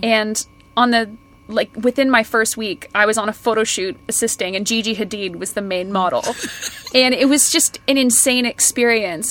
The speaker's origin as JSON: {"language": "English", "town": "Kelowna", "region": "British Columbia", "country": "Canada", "tie": "born or raised there", "moved": "yes", "lives_now": "United Kingdom", "said": "I grew up in a town outside of Vancouver called Kelowna"}